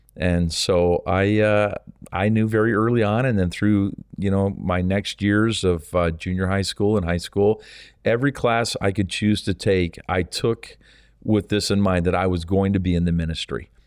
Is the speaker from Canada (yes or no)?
yes; Canada; also born or lived in St. Thomas, Ontario; our country is so vast